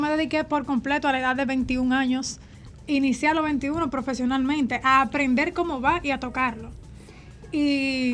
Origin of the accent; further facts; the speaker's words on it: Santo Domingo, Dominican Republic; also born or lived in Santiago Rodríguez; nací en Santiago Rodríguez, pero me crié aquí en Santo Domingo crecí aquí